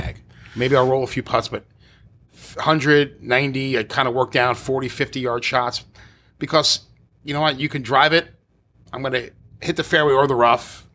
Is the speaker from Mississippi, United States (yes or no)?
no; New York City, New York, United States; I grew up in Staten Island, so it was all New York City public courses